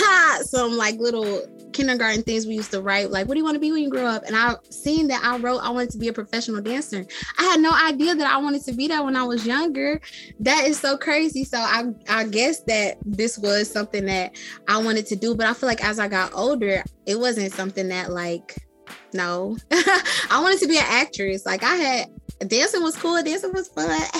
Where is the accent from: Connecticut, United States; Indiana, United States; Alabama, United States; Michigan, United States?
Michigan, United States; I'm from Michigan, honey.